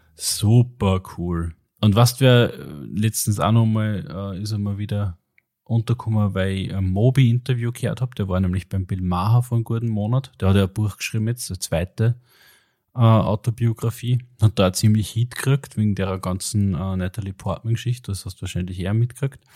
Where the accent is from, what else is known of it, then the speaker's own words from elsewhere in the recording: Austria; als Österreicher